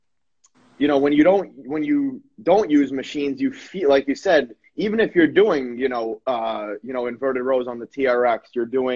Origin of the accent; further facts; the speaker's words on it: Long Island, New York, United States; From New York, from Long Island